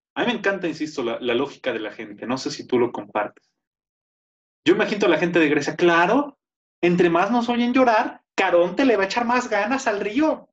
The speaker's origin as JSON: {"language": "Spanish", "town": "Tenancingo", "country": "Mexico", "tie": "born or raised there", "moved": "yes", "said": "en mi pueblo, en Tenen York, que era de héroes, era gerente de un banco, de los poquitos bancos que había ahí cuando yo estaba más joven"}